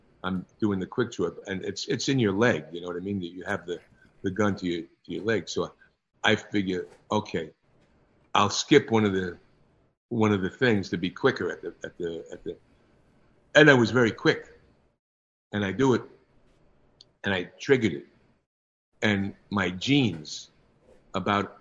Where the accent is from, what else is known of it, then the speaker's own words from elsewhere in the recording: New York, United States; moved away; I can ride a subway, you know, because I came from New York